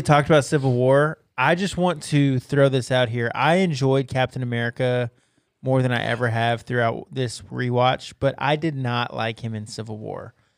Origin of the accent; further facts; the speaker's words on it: United States; I happened to be born here